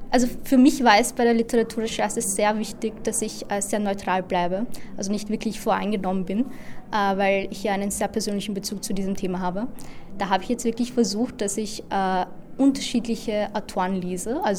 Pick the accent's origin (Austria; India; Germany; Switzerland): India; Äh, also ich komme aus Indien und äh, also ein Teil von Kaschmir liegt halt in Indien und der andere dann eben in Pakistan.